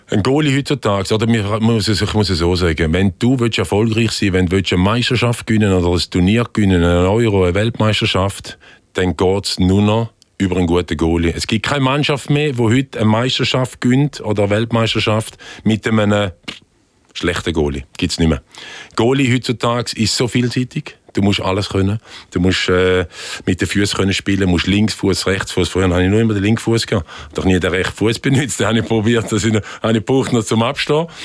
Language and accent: German; Frauenfeld, Thurgau, Switzerland; Wir hier in der Nähe von Winterthur aufgewachsen im Frauenfeld.